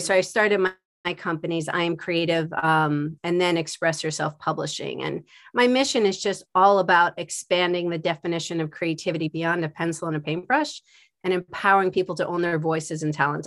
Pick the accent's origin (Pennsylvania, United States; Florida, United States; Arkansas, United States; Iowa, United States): Pennsylvania, United States; Philadelphia; also born or lived in West Coast / New York; now in New Jersey, United States; I'm from Philadelphia